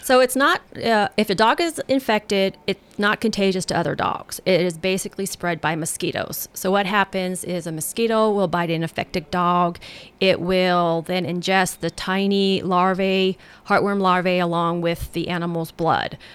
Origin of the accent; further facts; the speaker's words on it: Colorado, United States; now in Tennessee, United States; I'm from Colorado